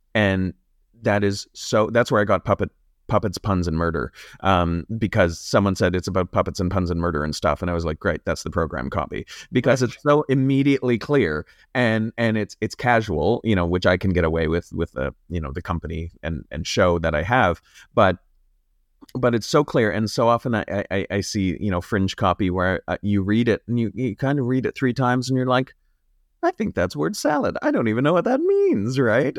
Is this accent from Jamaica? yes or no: no; Sault Ste. Marie, Ontario, Canada; I'm from Sault Ste. Marie